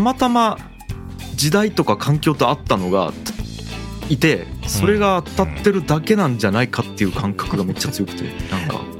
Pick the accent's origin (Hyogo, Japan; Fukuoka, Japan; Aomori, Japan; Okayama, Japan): Fukuoka, Japan; 僕地元福岡なんで